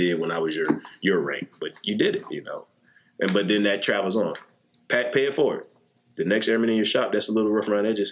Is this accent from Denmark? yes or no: no; South Carolina, United States; moved away as an adult; I'm from South Carolina, small town